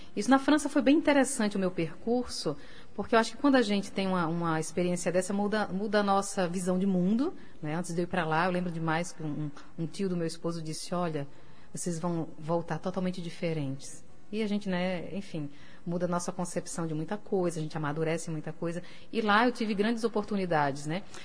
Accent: Natal, Rio Grande do Norte, Brazil; moved away as an adult; also born or lived in Paris; quando eu saí de Natal pra Paris, né, foi uma loucura, porque eu nunca tinha morado fora

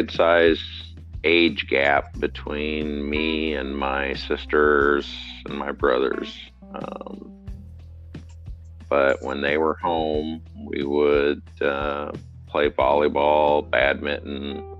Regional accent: West Liberty, Iowa, United States; West Liberty, Iowa.

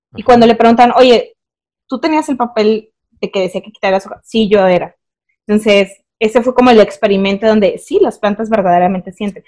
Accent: Mexico; sí soy de Valle Verde

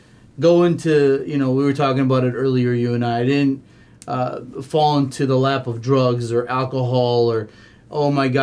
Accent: San Diego, California, United States; moved away as an adult; also born or lived in Oak Park, Michigan; now in Michigan, United States; I came to Michigan when I was 25 years old. I grew up in San Diego.

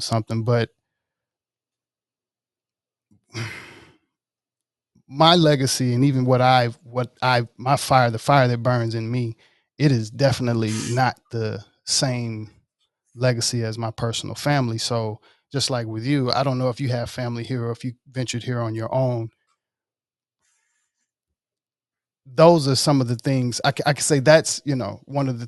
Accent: Mississippi, United States; moved away; I'm originally from Mississippi

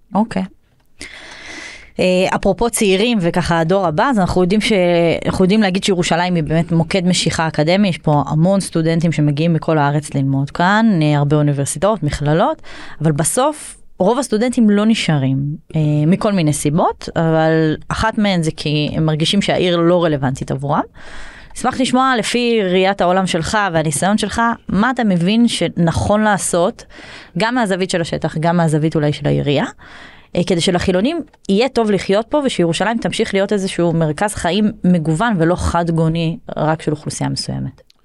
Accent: Northern Israel, Israel; now in Jerusalem, Israel; אני לא מהעיר, אני מגיעה מהצפון

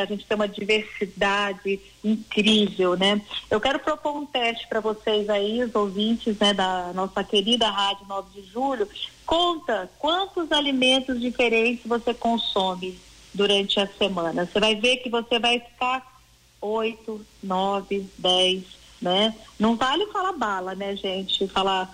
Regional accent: Caxambu, Minas Gerais, Brazil; moved away; eu sou mineira, né? Eu sou de Caxambu, uhum. sul de uhum. Minas

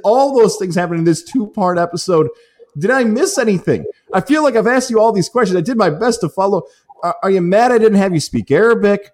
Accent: Syracuse, New York, United States; Bishop Ludden from my hometown in Syracuse, in the west end of Syracuse

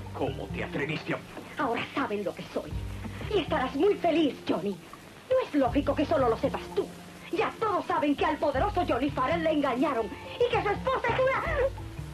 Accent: Argentina; de nuestra cultura como argentinos y como latinoamericanos

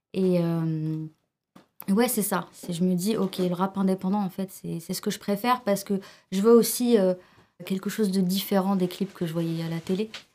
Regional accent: Seine-Saint-Denis, Île-de-France, France; French is a second language; also born or lived in Algeria; j'ai grandi dans toute la banlieue, enfin j'ai grandi dans le 93

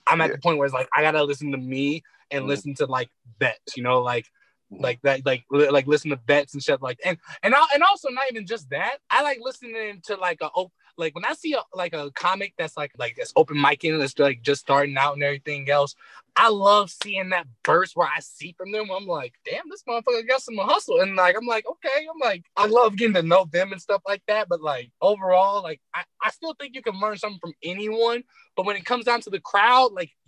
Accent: Detroit, Michigan, United States; I'm from Detroit

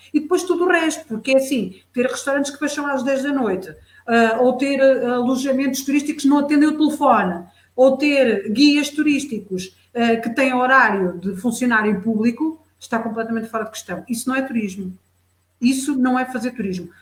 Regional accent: Fundão, Centro, Portugal; eu sou beirã, sou beirã, sou da beira baixa, da beira interior

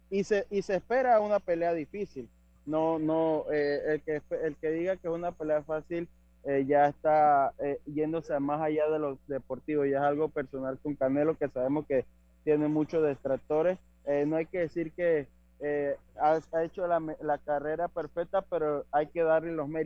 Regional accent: Panama; nosotros como panameños estamos acostumbrados a ver

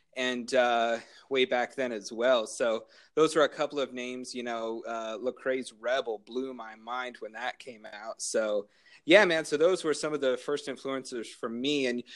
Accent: Greeley, Colorado, United States; I'm from Greeley, Colorado, native to Colorado. I grew up on a goat farm

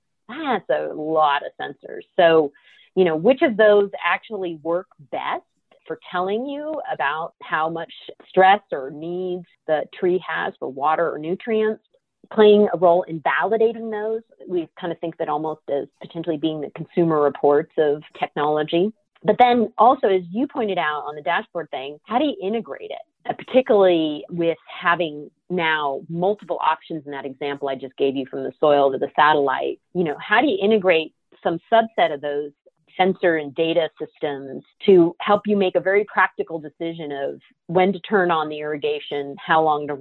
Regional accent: California, United States; my home state

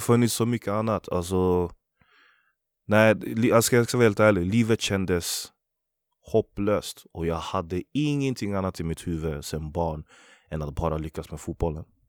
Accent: Västerås, Västmanland, Sweden; Jag är född och uppvuxen i Västerås, Vallby heter området därifrån

